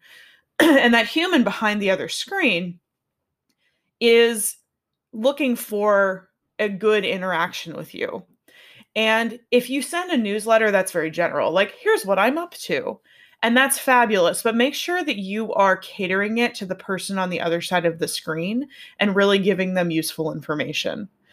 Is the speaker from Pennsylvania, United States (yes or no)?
yes; Pittsburgh, Pennsylvania, United States; I'm from Pittsburgh, so that's where the N comes from, 'cause we say N at in Pittsburgh